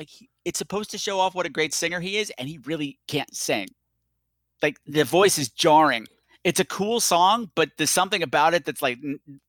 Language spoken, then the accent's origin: English; Long Island, New York, United States; I grew up on Long Island, and if you grew up on Long Island, you're automatically Jewish, Irish, and Italian just from the air. So you pick up things from all the culture. And I'm like Italian and Jewish.